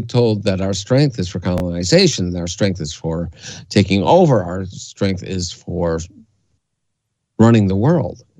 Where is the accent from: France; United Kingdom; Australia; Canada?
Canada; I grew up in Canada, and I and I, what I learned in the school I went to was a private school.